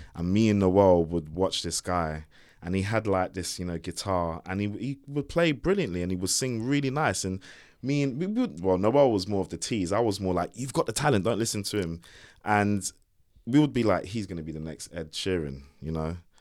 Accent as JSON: {"language": "English", "region": "London", "country": "United Kingdom", "tie": "born or raised there", "also_born_or_lived": "Shepherd's Bush", "moved": "as an adult", "lives_now": "Windsor, United Kingdom", "said": "I wasn't from Croydon and I wasn't from, you know, I was from Hammersmith"}